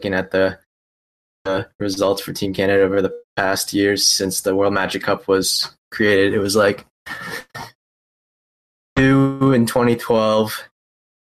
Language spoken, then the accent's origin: English; United States; I'm just an American